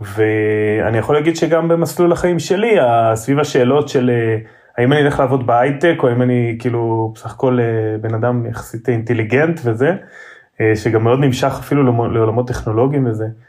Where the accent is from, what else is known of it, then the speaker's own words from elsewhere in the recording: Revivim, Southern District, Israel; ילדות של קיבוצניק רגיל